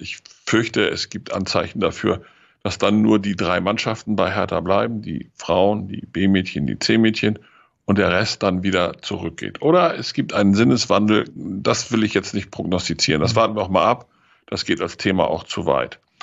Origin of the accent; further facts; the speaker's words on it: Lower Saxony, Germany; als Niedersachse